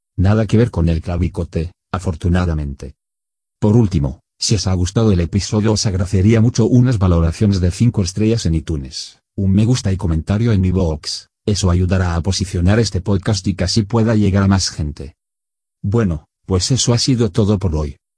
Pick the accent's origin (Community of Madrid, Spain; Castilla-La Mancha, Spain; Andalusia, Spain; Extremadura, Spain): Castilla-La Mancha, Spain; Toledo; como la llamamos los toledanos